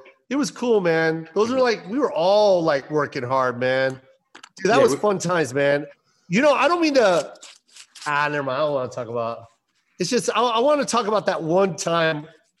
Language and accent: English; Washington, United States; I come from Washington State, military background, half white, half Filipino.